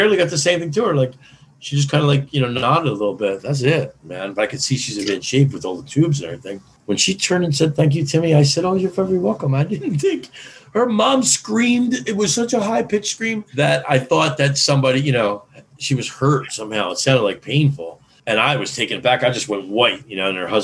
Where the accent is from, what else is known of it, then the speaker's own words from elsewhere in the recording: Philadelphia, Pennsylvania, United States; I'm from Philadelphia